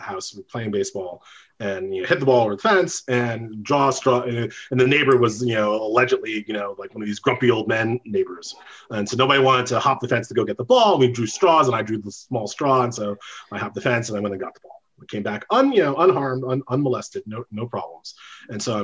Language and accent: English; New York, United States; moved away; also born or lived in Indiana; I'm from New York